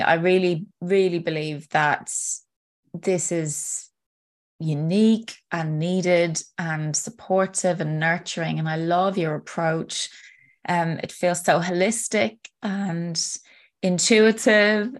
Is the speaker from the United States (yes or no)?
no; Ireland; now in United Kingdom; I am Irish living in the UK